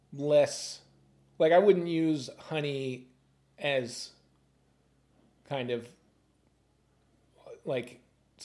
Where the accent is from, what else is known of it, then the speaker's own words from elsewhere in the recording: Vermont, United States; I'm from Vermont.